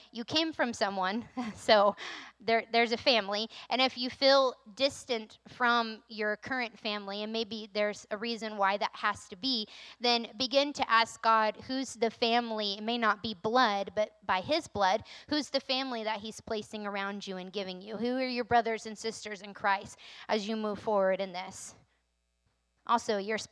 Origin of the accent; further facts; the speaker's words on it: North Carolina, United States; moved away as an adult; now in Maine, United States; I'm from North Carolina